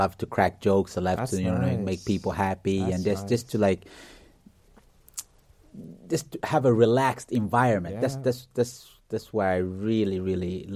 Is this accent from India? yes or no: no; Sweden; also born or lived in Uganda / Kenya; I was born in Uganda, but at the age of only 12 months, we fled to Kenya. Yeah, we fled to Kenya. Then from Kenya, we came to Sweden